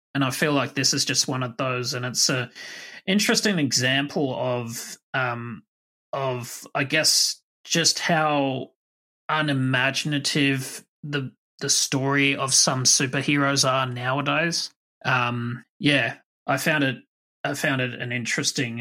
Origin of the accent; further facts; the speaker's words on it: Australia; I'm Australian